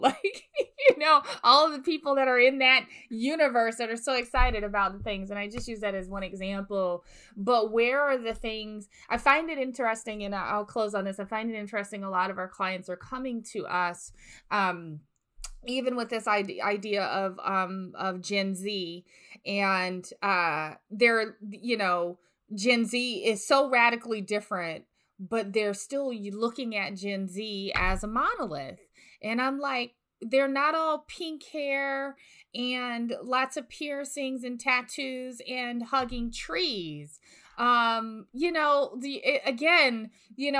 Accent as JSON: {"language": "English", "region": "the South", "country": "United States", "tie": "born or raised there", "said": "born and raised in the South"}